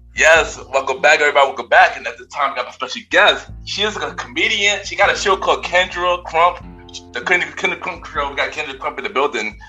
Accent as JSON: {"language": "English", "town": "New York City", "region": "New York", "country": "United States", "tie": "born or raised there", "said": "I'm born and raised in New York"}